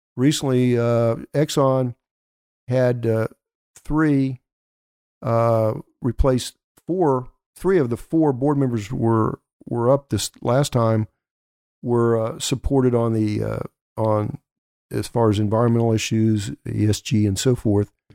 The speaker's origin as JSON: {"language": "English", "town": "Elk City", "region": "Oklahoma", "country": "United States", "tie": "born or raised there", "said": "my hometown of Elk City."}